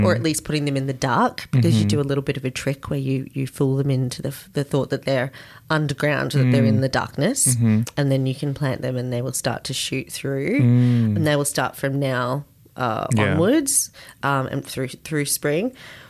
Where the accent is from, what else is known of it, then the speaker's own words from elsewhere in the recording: Australia; growing up in Australia.